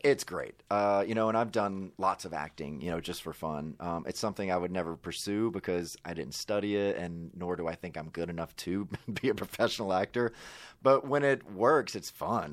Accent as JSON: {"language": "English", "region": "Mississippi", "country": "United States", "tie": "born or raised there", "moved": "yes", "said": "I grew up in Mississippi"}